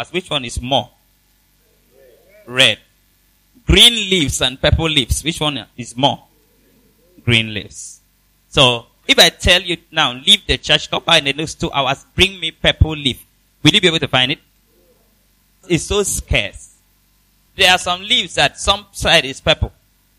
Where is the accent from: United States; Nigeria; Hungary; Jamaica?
Nigeria; I come from Nigeria. That's my country